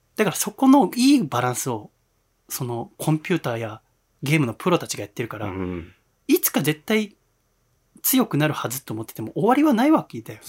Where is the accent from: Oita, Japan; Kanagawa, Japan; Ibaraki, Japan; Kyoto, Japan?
Kanagawa, Japan; Yokohama; 私横浜出身